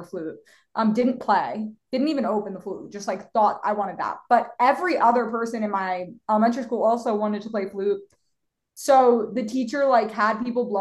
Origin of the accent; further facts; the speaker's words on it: Philadelphia, Pennsylvania, United States; moved away as an adult; now in Los Angeles, United States; I am from Philadelphia, born and raised